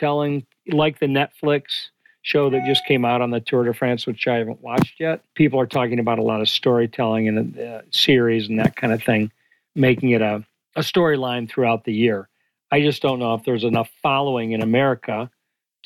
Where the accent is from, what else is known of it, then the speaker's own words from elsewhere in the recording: Detroit, Michigan, United States; I grew up in Detroit.